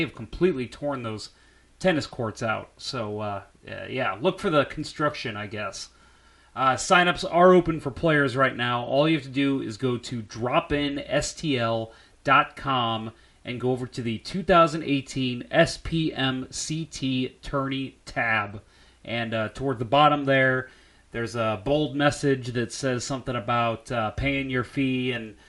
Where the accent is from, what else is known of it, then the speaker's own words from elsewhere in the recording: St. Charles, Missouri, United States; I grew up in St. Charles.